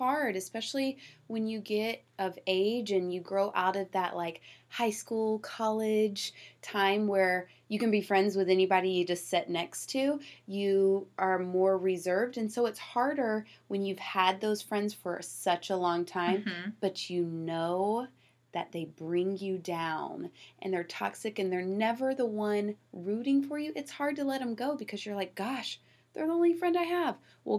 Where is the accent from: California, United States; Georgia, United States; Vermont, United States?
Georgia, United States; I'm from Georgia, and the moment I get around my family that's in Georgia, my twang comes back faster than you can say hot dang, okay?